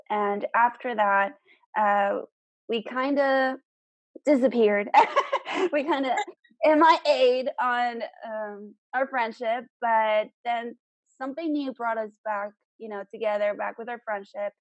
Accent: South Texas, United States; I'm from South Texas

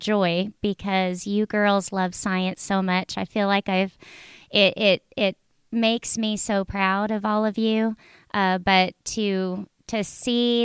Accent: California, United States; moved away; growing up in California, I lived close to the beach

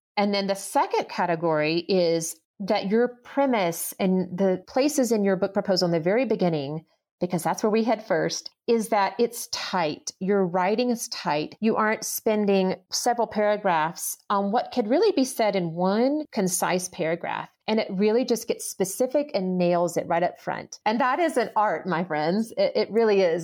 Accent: the South, United States; moved away as an adult; now in Colorado, United States; I was born and raised in the South

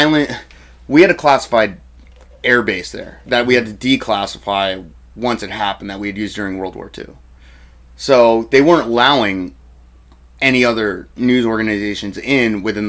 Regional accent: East Coast, United States; now in Seattle, United States; I was born on the East Coast, and I lived in the East Coast, and my parents are from the East Coast, so the East Coast is home to me, really.

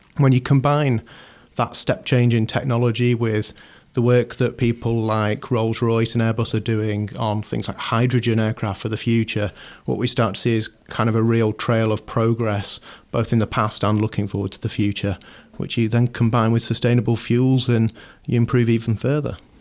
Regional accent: Shropshire, West Midlands, United Kingdom; moved away as an adult; now in Manchester, United Kingdom; I grew up in Shropshire, moved here as many, many thousands of people do each year to come to university

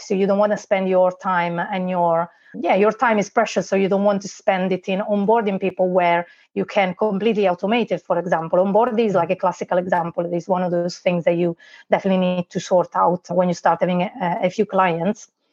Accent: Italy; English is a second language; moved away as an adult; now in Liverpool, United Kingdom; as you can tell probably from my accent, uh, I'm not from here. I was born in Italy and I moved here uh, 12 years ago now

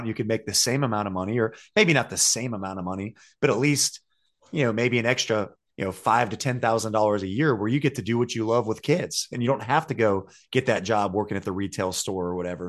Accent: Ohio, United States; now in North Carolina, United States; I'm from Ohio

